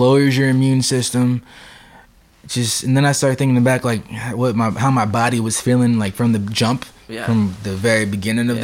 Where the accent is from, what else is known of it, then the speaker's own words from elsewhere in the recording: Oakland, California, United States; moved away; I'm from Oakland